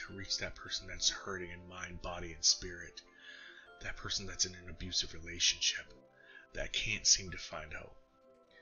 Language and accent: English; San Gabriel Valley, California, United States; moved away as an adult; now in Arizona, United States; I grew up in California. Yes, I live in Arizona now, but I grew up in the San Gabriel Valley